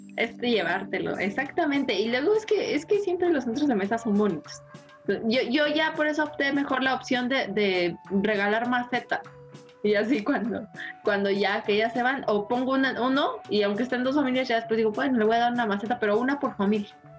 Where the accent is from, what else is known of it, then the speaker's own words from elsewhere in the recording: Mexico; otra cosa que tenemos los mexicanos, que a todo le encontramos gracia